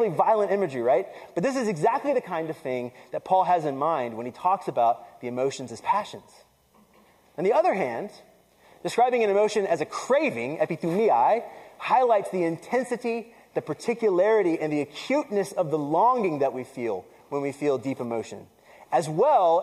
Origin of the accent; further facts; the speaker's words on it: the South, United States; I grew up in the South, right? And I grew up in a Puerto Rican family